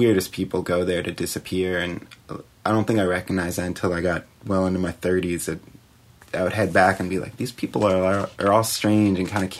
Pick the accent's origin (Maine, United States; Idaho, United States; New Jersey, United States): Maine, United States; Brunswick; Brunswick, Maine.